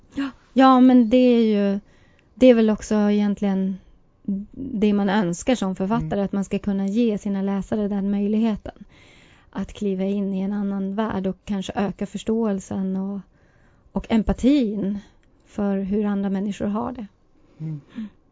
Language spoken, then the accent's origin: Swedish; Kiruna, Norrbotten County, Sweden; man kunde vara så utsatt när man växte upp i Kiruna på 70 och 80-talet när man var same